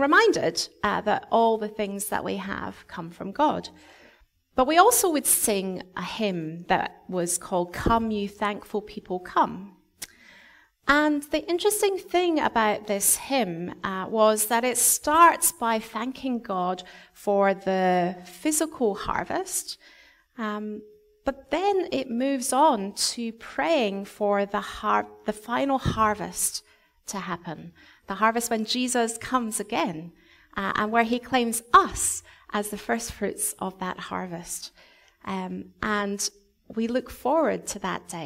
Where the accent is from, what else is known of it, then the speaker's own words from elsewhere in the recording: Scotland, United Kingdom; moved away; when I was growing up in Scotland, every year we would have a harvest festival